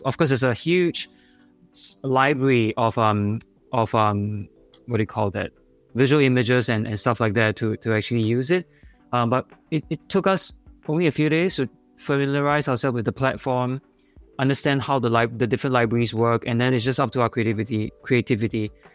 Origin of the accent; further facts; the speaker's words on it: Singapore; accent: Singaporean; my Singaporean accent